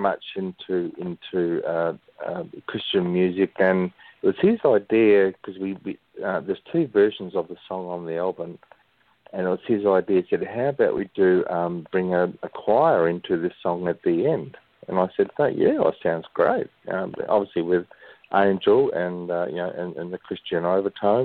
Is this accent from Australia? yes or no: yes; Western Australia, Australia; I'm an Australian, West Australian born singer-songwriter